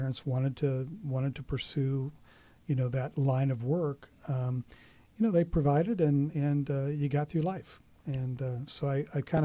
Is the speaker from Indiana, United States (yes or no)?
yes; Muncie, Indiana, United States; I was born and raised in Muncie